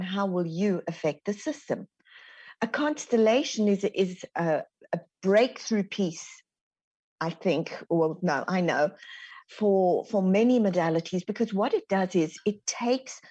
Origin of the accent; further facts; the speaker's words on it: South Africa; moved away as an adult; now in Texas, United States; So, I'm born and raised in South Africa. As you can hear, the Texan twang hasn't quite got me yet.